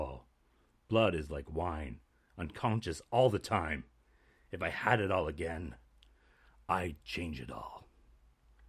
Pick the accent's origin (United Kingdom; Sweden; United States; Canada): Canada; We're 19. We're from Canada